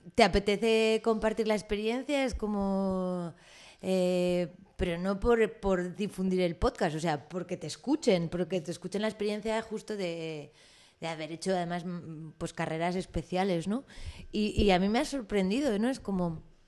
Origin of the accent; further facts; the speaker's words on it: Spain; yo soy española